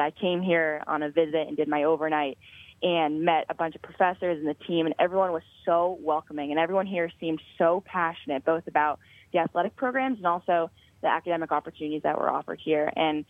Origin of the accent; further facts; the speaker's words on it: Boston, Massachusetts, United States; I'm actually from the Boston area